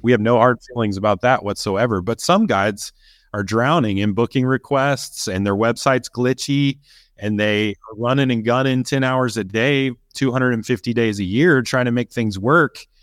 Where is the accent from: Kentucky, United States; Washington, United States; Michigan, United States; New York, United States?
Kentucky, United States; I grew up in Kentucky as well